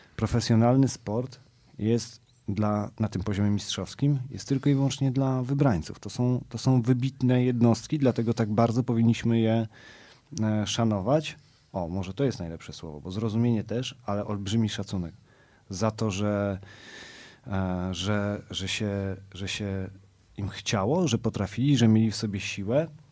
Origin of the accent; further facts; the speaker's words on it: Warsaw, Masovian Voivodeship, Poland; ja jestem z Pragi Północ, z Kijowskiej, z, z Długasa naprzeciwko Dworca Wschodniego